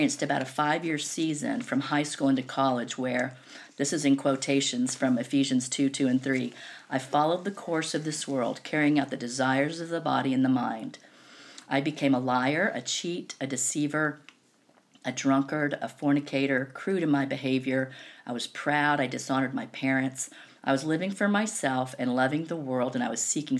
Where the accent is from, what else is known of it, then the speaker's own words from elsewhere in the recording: the South, United States; also born or lived in Knoxville, Tennessee; I was born and raised in the South